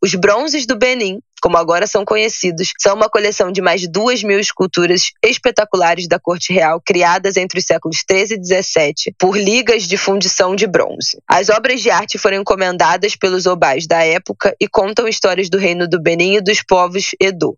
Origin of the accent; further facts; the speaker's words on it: Brazil; como brasileira